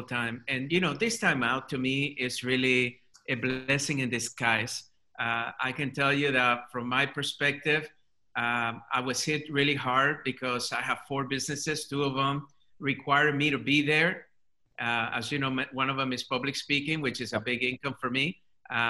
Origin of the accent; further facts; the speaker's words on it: Colombia; English is a second language; now in United States; English is my second language. I'm an immigrant to this country. Come from Colombia, South America.